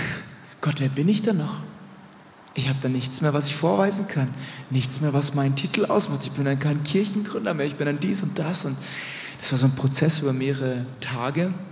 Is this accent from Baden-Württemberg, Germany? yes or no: yes; Rheinfelden, Baden-Württemberg, Germany; Ich bin in Rheinfeld in Deutschland geboren, es gibt auch Rheinfeld in der Schweiz